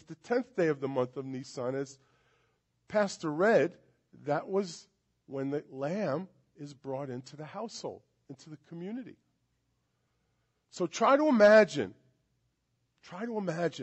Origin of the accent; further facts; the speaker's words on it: New York City, New York, United States; born and raised in Brooklyn, New York.